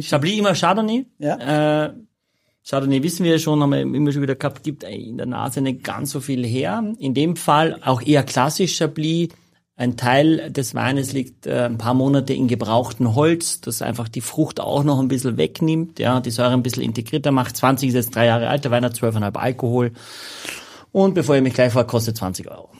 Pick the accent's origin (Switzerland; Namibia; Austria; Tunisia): Austria; Carinthia; ich bin Kärntner